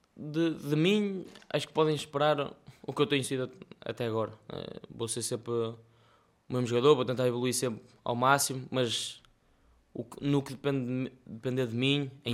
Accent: Melres, Porto District, Portugal; em Melres, que é a minha terra

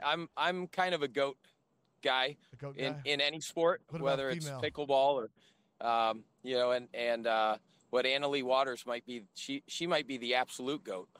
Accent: Geneva, Ohio, United States; moved away as an adult; also born or lived in South Beach, Florida; now in Savannah, United States; So I grew up in Geneva, Ohio, little rural farm town, about 3,000 people.

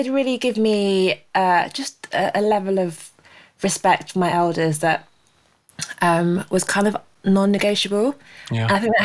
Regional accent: United Kingdom; my parents are Nigerian, so by default I'm Nigerian, but I was born in the UK. But I've never actually been

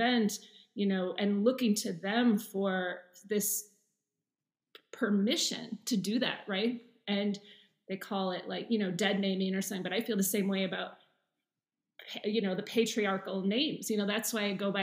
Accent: Seattle, Washington, United States; moved away as an adult; also born or lived in New York / San Francisco; now in Berlin, Germany; So I grew up in Seattle, but I moved around in the States a lot.

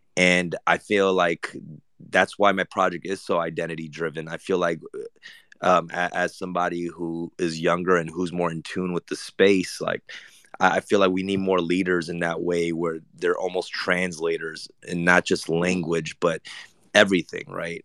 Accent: Los Angeles, California, United States; also born or lived in Argentina; we resided in Korea town

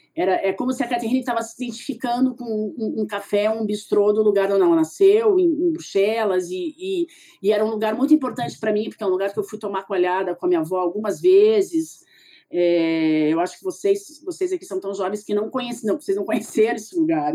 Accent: Curitiba, Paraná, Brazil; moved away as an adult; also born or lived in São Paulo; eu sou curitibana

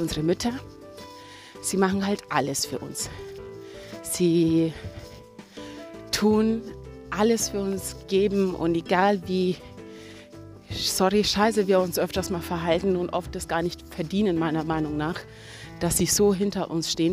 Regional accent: Kenya; moved away; ich bin auch in Kenia aufgewachsen

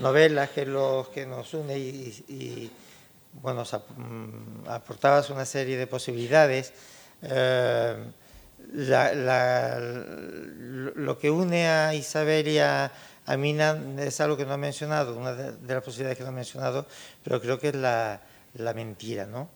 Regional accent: Tangier, Tanger-Tetouan-Al Hoceima, Morocco; moved away; nos une el hecho de ser, eh, de ser tangerino

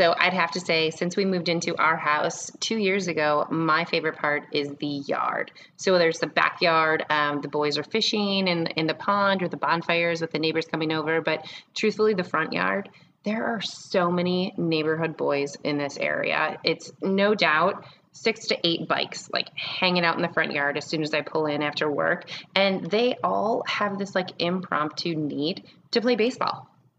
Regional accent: Lake Geneva, Wisconsin, United States; I come from a landscaping family. I grew up in Lake Geneva. We had my dad still owns a landscaping company.

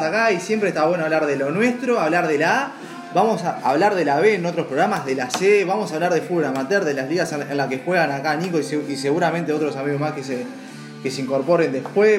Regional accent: Uruguay; como un, uruguayo más

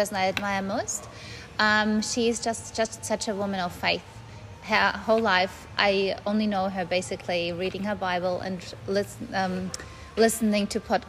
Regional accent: Germany; English is a second language; moved away as an adult; also born or lived in Russia / Australia / New Zealand; I was born in Russia, but grew up in Germany, been there pretty much my whole life.

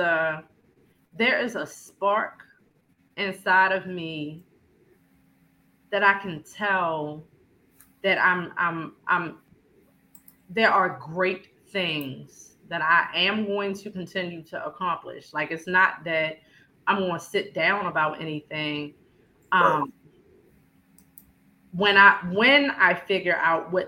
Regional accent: Baltimore, Maryland, United States; I was born in South Baltimore, a neighborhood called Fairfield

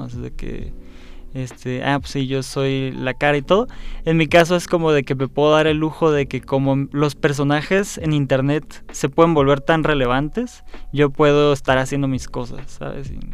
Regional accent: Mexico; como mexicanos sabemos que somos mexicanos

